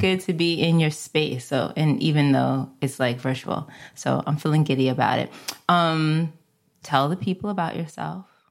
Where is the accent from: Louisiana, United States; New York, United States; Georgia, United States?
New York, United States; New York City; Where I grew up in the Bronx, we had Carvel ice cream